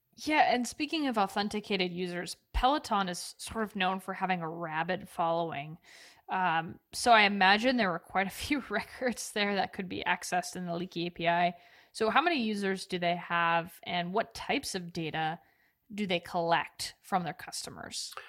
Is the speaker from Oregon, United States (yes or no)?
yes; Oregon, United States; I grew up in Oregon